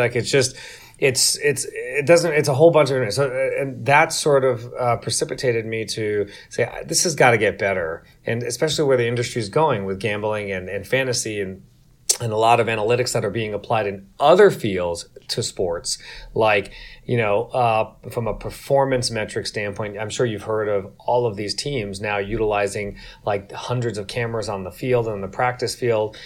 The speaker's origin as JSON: {"language": "English", "region": "New York", "country": "United States", "tie": "born or raised there", "said": "I grew up in New York"}